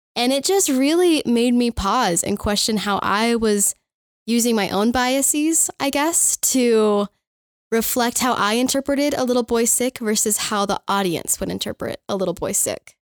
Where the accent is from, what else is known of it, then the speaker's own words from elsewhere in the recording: Firestone, Colorado, United States; I am from Firestone, Colorado.